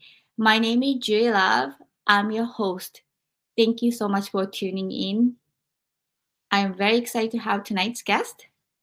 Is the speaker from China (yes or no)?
no; Japan; moved away; I had experienced all of this growing up in Japan